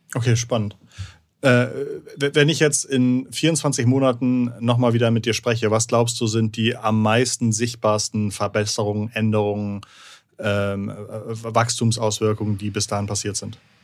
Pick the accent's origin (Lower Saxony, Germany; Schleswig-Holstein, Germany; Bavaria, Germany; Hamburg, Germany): Hamburg, Germany; als Hamburger